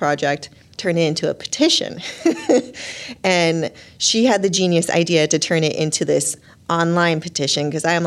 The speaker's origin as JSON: {"language": "English", "town": "Long Beach", "region": "California", "country": "United States", "tie": "born or raised there", "moved": "yes", "lives_now": "Burlington, United States", "said": "I'm from Long Beach, California"}